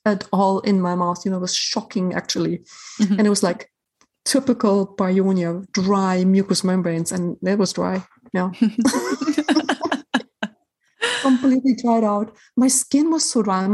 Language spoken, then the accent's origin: English; Germany; moved away; I'm from Germany originally